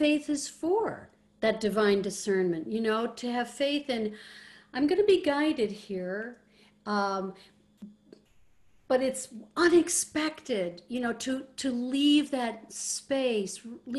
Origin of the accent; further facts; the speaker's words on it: Ireland; you know, you know, I'm Irish.